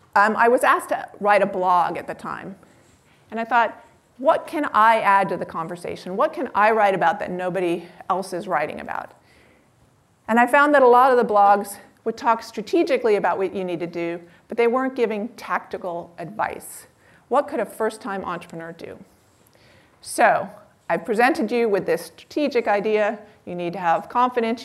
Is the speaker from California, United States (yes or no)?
yes; Palo Alto, California, United States; I grew up in Palo Alto